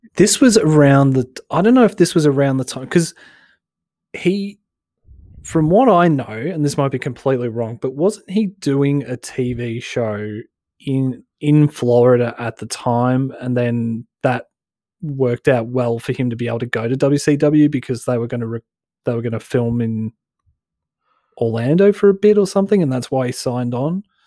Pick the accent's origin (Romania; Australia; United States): Australia; Broadmeadows, Victoria; I'm from Broadmeadows